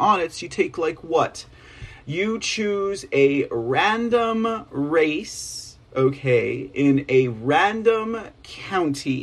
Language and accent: English; Texas, United States; I'm from Texas.